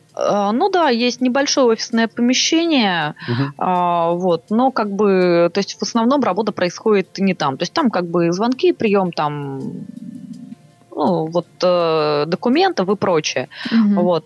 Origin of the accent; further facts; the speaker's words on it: Saint Petersburg, Russia; moved away as an adult; now in Moscow, Russia; я из Питера